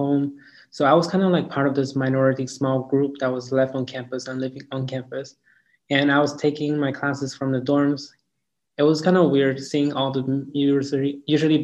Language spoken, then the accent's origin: English; Yaoundé, Centre, Cameroon; moved away; also born or lived in Dallas; I'm originally from Yaoundé, Cameroon, which is located in Central Africa.